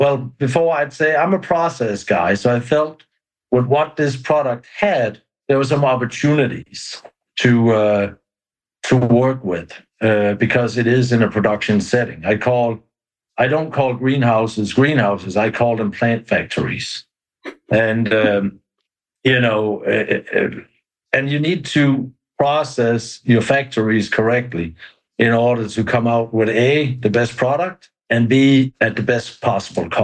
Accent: Denmark; moved away as an adult; now in Brevard County, Florida, United States; we've been brought up with that in Denmark

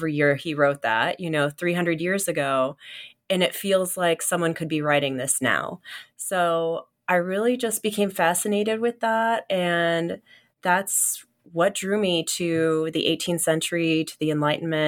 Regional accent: Kansas City, United States; moved away; I'm from Kansas City, so right in the middle of America. And I was born in Kansas City, but I grew up in this little, technically part of Kansas City, but it was really a little town, like a farm town

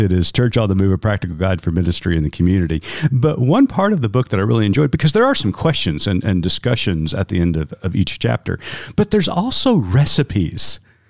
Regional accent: Tulsa, Oklahoma, United States; when I was a kid growing up in Tulsa, Oklahoma.

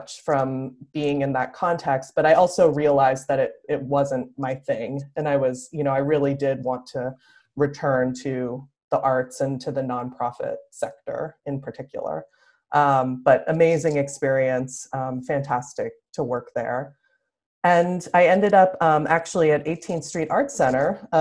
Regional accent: Philadelphia, Pennsylvania, United States; moved away as an adult; now in Los Angeles, United States; I grew up on the East Coast and in Philadelphia

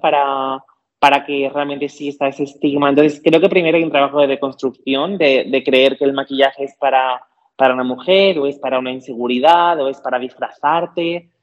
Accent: Cádiz, Andalusia, Spain; nací y crecí en Cádiz

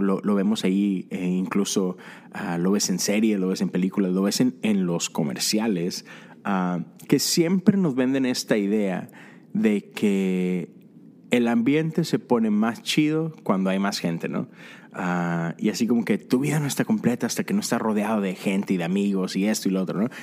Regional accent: Monterrey, Nuevo León, Mexico; soy de Monterrey, soy fan de los Tigres y recuerdo esos primeros sábados que me iba con, mis amigos al estadio

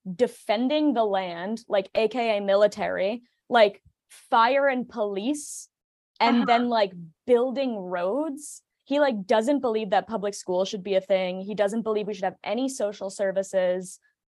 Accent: Boston, Massachusetts, United States; I grew up in Boston

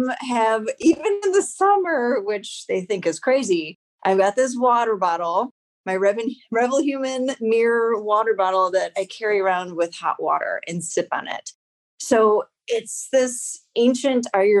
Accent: Evanston, Illinois, United States; my hometown school, Evanston Township High School

